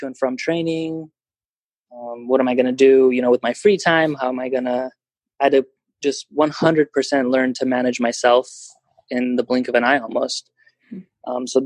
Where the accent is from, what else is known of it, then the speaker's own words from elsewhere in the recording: Fresno, California, United States; moved away as an adult; also born or lived in Bulgaria / Liverpool, United Kingdom; now in Sacramento, United States; growing up in Fresno